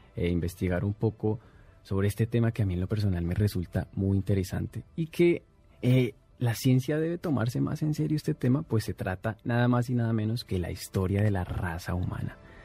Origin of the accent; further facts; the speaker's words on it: Colombia; now in Mexico; desde mi tierra, desde Colombia a través de Internet